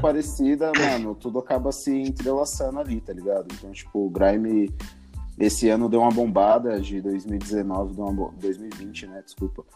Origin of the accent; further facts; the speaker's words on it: Osasco, São Paulo, Brazil; also born or lived in Taipas, São Paulo; now in São Paulo, Brazil; eu cresci em Osasco